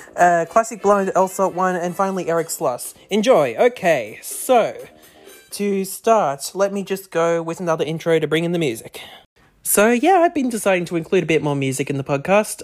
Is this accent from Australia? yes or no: yes; Australia; accent: thick Aussie; my thick Aussie accent